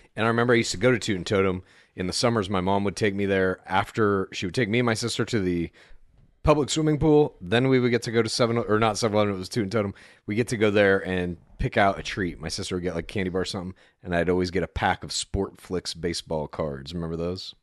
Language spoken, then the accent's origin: English; Dallas, Texas, United States; moved away; also born or lived in Amarillo; I grew up in the suburbs of Dallas primarily